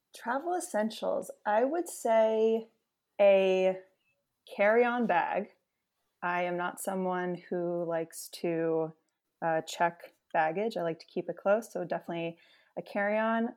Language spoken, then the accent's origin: English; New York City, New York, United States; I grew up in the New York City area